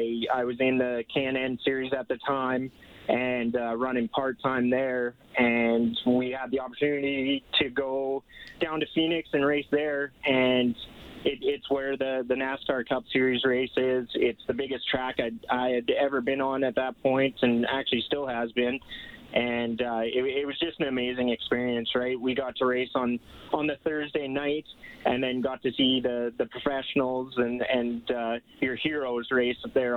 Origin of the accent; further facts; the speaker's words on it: Grand Prairie, Alberta, Canada; Grand Prairie, Alberta.